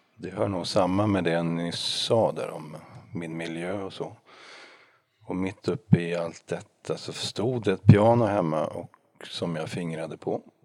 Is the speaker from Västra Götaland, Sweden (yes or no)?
no; Norrköping, Östergötland, Sweden; som var kantor i en kyrka i Norrköping där jag är född